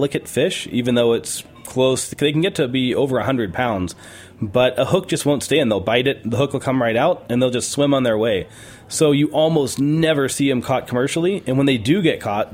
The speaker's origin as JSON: {"language": "English", "region": "New Mexico", "country": "United States", "tie": "born or raised there", "moved": "yes", "lives_now": "Big Sur, United States", "said": "growing up in New Mexico"}